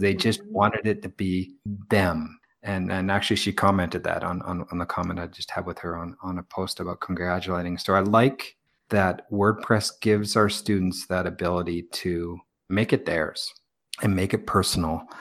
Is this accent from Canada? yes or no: yes; Victoria, British Columbia, Canada; moved away; Victoria, British Columbia, where I'm from